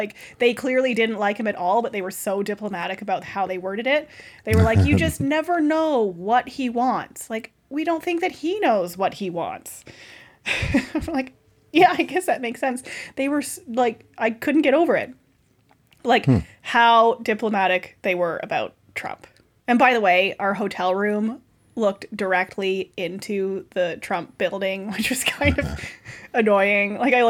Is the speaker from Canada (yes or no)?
yes; Canada; We're like, Canada.